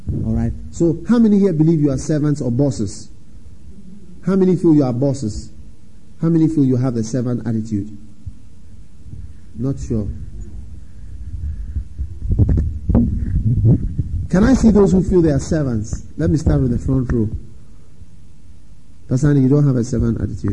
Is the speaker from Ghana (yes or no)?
yes; Ghana; I come from Africa, Ghana